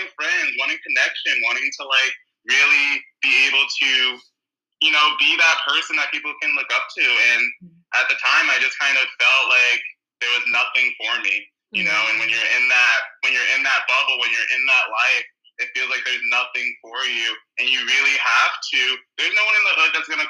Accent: New York, United States; now in California, United States; I'm from New York, originally. And right now I live in California

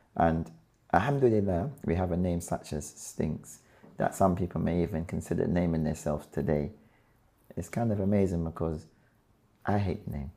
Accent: London, United Kingdom; also born or lived in Clapham; raised in between Brixton and Clapham

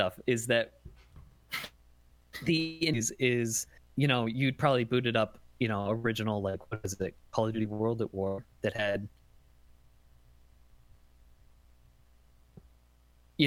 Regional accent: upstate New York, United States; I'm from upstate New York.

